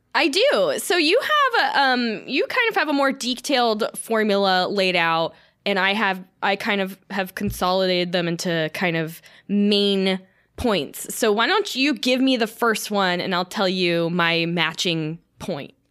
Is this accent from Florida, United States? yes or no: yes; Florida, United States; I'm from Florida, so I did a lot of night beaching